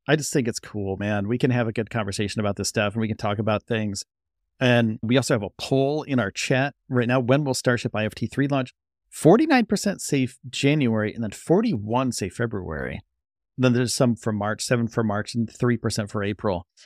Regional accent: Northeast, United States; also born or lived in Orlando, Florida; I'm from the Northeast.

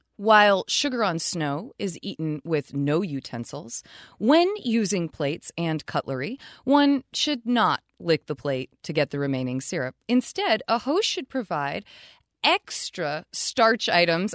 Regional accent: Vermont, United States; We're from Vermont. We are literally from the land that tries to claim its fame as maple syrup

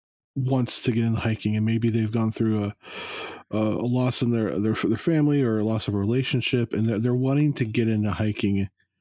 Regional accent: California, United States; I've probably been to at least 4 weddings in Big Bear growing up in Southern California.

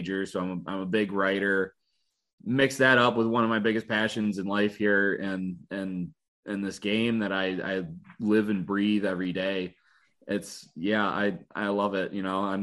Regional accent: Detroit, Michigan, United States; grew up in Metro Detroit

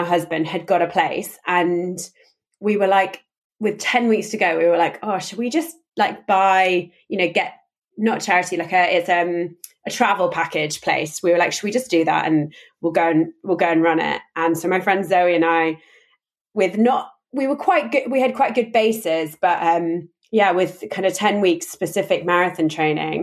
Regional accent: London, United Kingdom; I'm from London. I grew up in London.

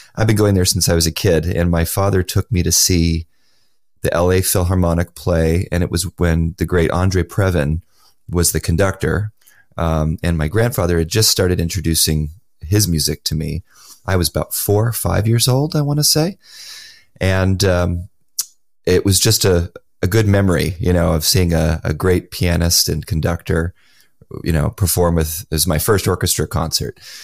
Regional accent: Los Angeles, California, United States; my hometown of Los Angeles

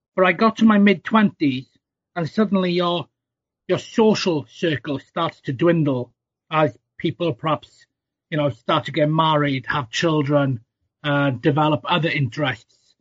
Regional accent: South Wales, United Kingdom; I grew up in South Wales

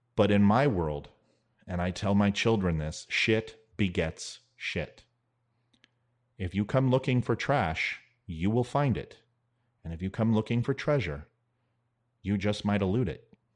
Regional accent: United States

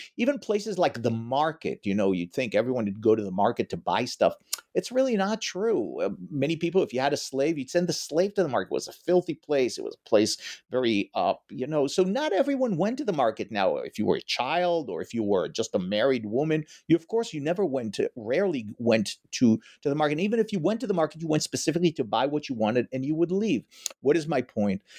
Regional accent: Israel; moved away as an adult; also born or lived in New York; now in Ann Arbor, United States; Originally, I am from Israel

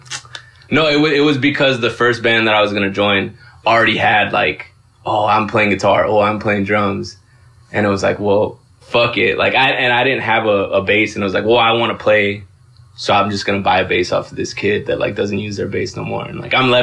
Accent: Los Angeles, California, United States; I grew up in Lincoln Heights with them.

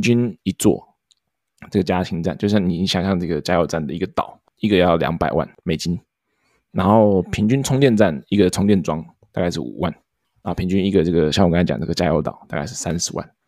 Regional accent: Taiwan; now in United States; 台湾跟美国嘛，毕竟就是我们出生的地方跟我们现在的地方

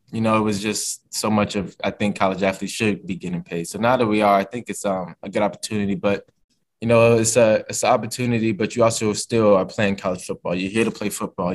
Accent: Virginia, United States; moved away as an adult; being a Virginia guy

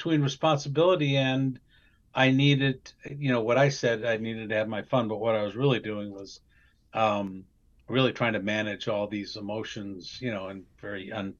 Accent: Wisconsin, United States; Well, the thing is, when we were growing up in Wisconsin, first of all, so we had this kind of a long history on both sides of the family of alcohol abuse.

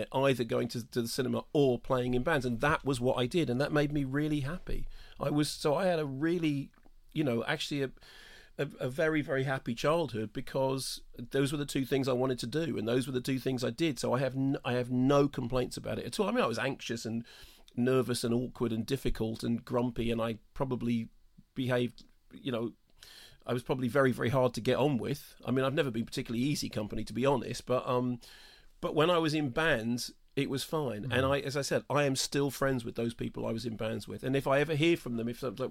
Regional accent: London, United Kingdom; I grew up in North London, although apparently technically I didn't

